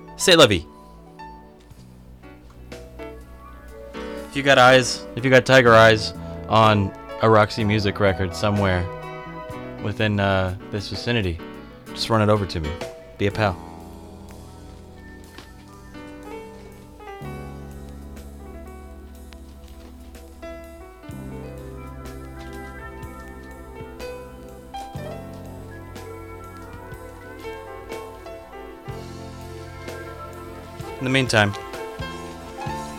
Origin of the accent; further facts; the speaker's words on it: Seattle, Washington, United States; now in Philadelphia, United States; where I grew up there in Seattle, Washington